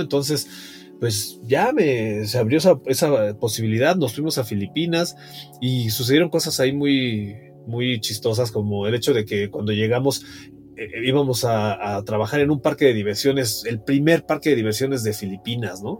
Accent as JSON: {"language": "Spanish", "region": "Mexico City", "country": "Mexico", "tie": "born or raised there", "said": "Yo nací en la Ciudad de México en 1970, particularmente en Tlatelolco y pues tuve una niñez normal para esas épocas"}